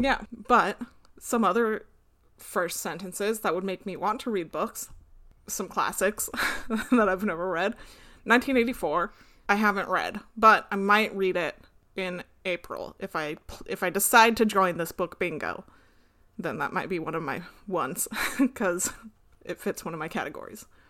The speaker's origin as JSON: {"language": "English", "country": "United States", "said": "we're American"}